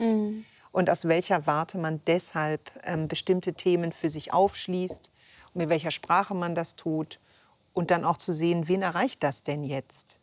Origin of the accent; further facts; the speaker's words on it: Upper Franconia, Bavaria, Germany; als Kind aufgewachsen da auf dem Land in Oberfranken